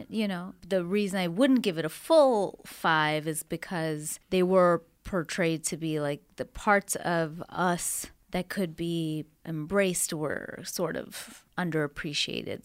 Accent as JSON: {"language": "English", "country": "Canada", "moved": "yes", "lives_now": "United States", "said": "I'm from Canada"}